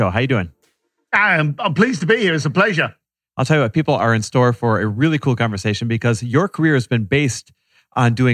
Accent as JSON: {"language": "English", "region": "London", "country": "United Kingdom", "tie": "born or raised there", "lives_now": "Topanga, United States", "said": "London, East London. And where do you live now? Uh, Topanga up in the hills."}